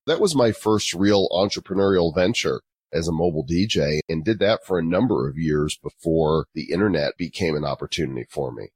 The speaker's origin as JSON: {"language": "English", "town": "Northbrook", "region": "Illinois", "country": "United States", "tie": "born or raised there", "also_born_or_lived": "Texas / Oklahoma", "moved": "as an adult", "lives_now": "Colorado, United States", "said": "I'm actually from Chicago suburbs, Northbrook, Illinois, which is where the Breakfast Club and Ferris Bueller's Day Off, John Hughes went to my high school"}